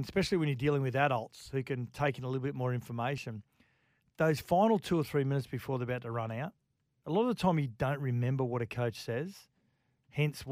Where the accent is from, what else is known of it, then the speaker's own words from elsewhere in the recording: Queensland, Australia; we're from Queensland